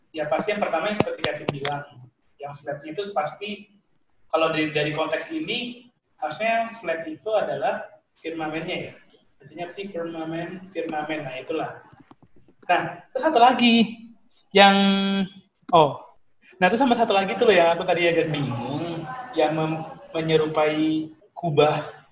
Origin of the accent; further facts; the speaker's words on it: Surabaya, East Java, Indonesia; accent: medok; kita orang Surabaya mendok-mendok dikit lah